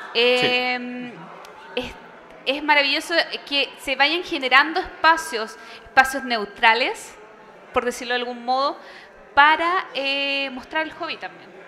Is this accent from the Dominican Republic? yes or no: no; Chile; mi país